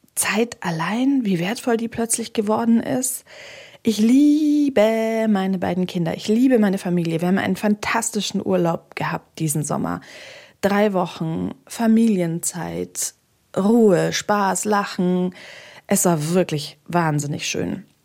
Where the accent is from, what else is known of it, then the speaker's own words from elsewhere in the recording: Bamberger Land, Bavaria, Germany; moved away; in meine Heimat gefahren. Das ist nach Bamberg, genauer ins Bamberger Land